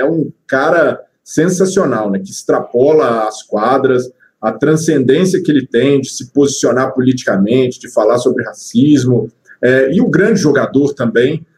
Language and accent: Portuguese; Belo Horizonte, Minas Gerais, Brazil; sou, sou, mineiro de BH. Tenho família espalhada né, no interior de Minas, mas nasci em BH